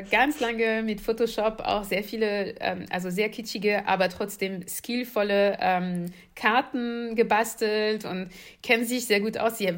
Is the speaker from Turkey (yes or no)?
no; Paris suburbs, west of Paris, Île-de-France, France; German is a second language; moved away; ich bin in Paris, also in der Pariser Vorort groß geworden. Äh, westlich von Paris